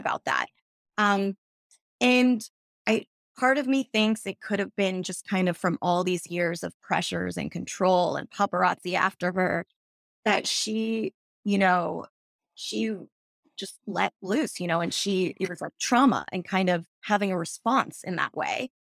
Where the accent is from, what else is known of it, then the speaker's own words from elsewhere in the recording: New York City, New York, United States; I grew up in New York where I would go to Broadway auditions